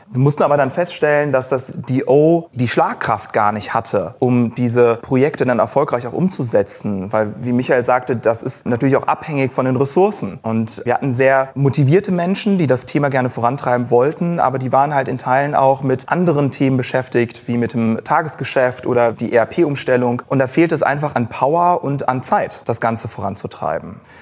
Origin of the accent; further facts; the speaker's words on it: Cologne, North Rhine-Westphalia, Germany; moved away as an adult; gebürtiger Kölner, habe hier auch studiert